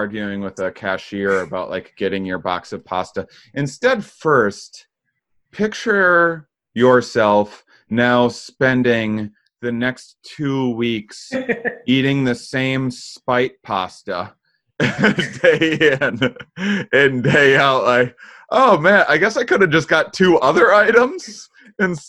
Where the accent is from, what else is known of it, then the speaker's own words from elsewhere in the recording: Wisconsin, United States; I'm from Wisconsin